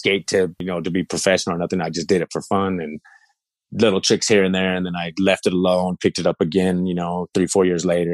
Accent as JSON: {"language": "English", "town": "Idaho Falls", "region": "Idaho", "country": "United States", "said": "I'm from Idaho Falls. You know what I mean? I'm from Idaho."}